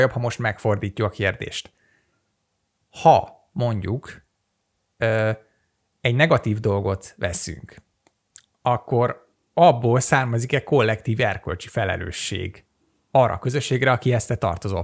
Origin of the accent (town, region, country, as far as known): Hungary